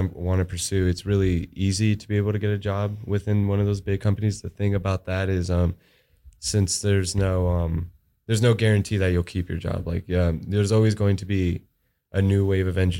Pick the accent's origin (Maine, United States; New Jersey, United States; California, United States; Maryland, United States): California, United States; San Jose; moved away; I'm from a small town, San Jose. It's about 40 minutes away from San Francisco